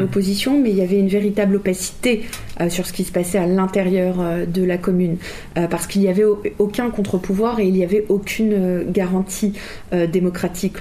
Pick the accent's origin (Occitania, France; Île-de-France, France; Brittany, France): Île-de-France, France; Châtillon; j'ai grandi à Châtillon, je n'ai connu en réalité que Châtillon